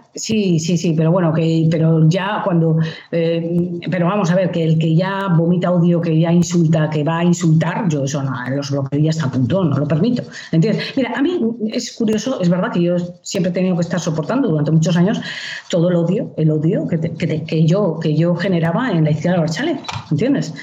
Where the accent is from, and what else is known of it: Basque Country, Spain; moved away as an adult